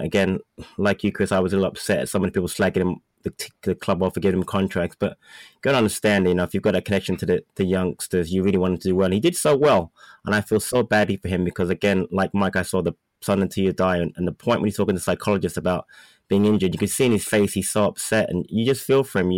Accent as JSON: {"language": "English", "region": "London", "country": "United Kingdom", "tie": "born or raised there", "moved": "yes", "said": "grew up in England. I lived in Thornton Heath, and I used to go to all the matches of the academy"}